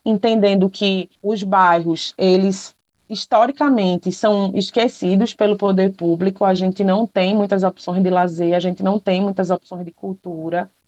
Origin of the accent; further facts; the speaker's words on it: Paulista, Pernambuco, Brazil; Eu cresci em Paratibe